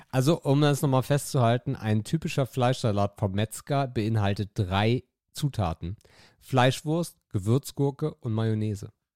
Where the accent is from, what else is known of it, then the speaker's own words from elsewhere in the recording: Northern Germany, Germany; Ich bin Norddeutscher